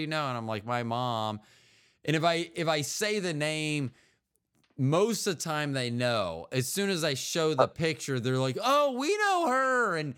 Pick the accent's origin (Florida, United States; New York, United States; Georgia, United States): Florida, United States; St. Petersburg; born there; In 2005, I went down and petitioned Pinellas County. I was born in St. Petersburg.